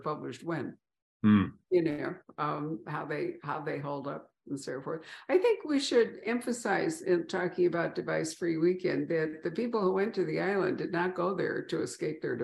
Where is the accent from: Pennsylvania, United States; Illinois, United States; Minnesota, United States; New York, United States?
Illinois, United States; Winnetka; I grew up in Winnetka, which is a suburb of Chicago